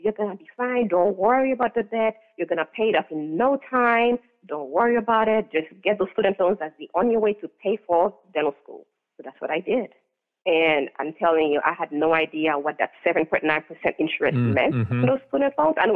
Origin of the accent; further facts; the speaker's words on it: Haiti; now in New Hampshire, United States; I grew up in Haiti